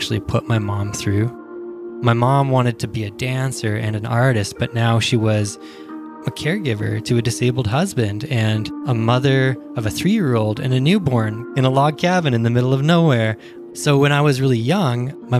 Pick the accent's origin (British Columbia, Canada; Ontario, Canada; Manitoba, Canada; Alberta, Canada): British Columbia, Canada; Prince George; I was born in Prince George in northern British Columbia, Canada